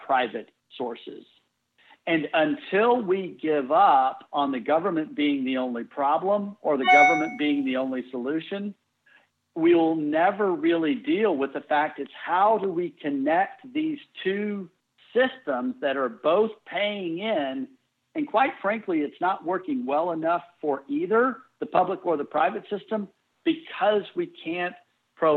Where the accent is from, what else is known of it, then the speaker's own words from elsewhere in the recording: Texas, United States; I grew up in Texas